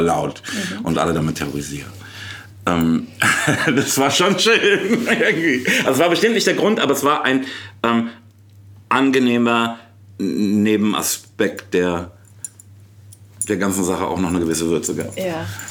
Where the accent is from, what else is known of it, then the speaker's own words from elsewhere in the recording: Frankfurt am Main, Hesse, Germany; ich komme eigentlich aus Rödelheim